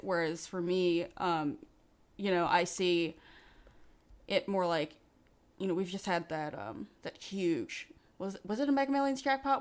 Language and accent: English; New York City, New York, United States; I grew up in New York, um, New York City